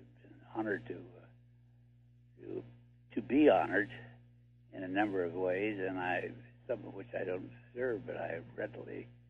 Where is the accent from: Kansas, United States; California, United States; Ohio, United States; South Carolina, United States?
California, United States; La Jolla; I was 5 years old. I grew up in La Jolla, California, which is near San Diego.